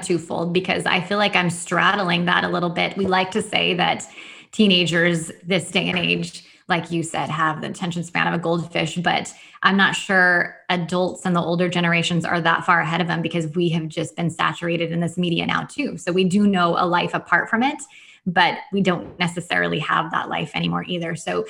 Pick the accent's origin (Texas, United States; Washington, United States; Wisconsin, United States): Washington, United States; I'm from Washington State and the non-Seattle part of Washington State. So people think it's all rainy here, but I actually live on the drier side of the state.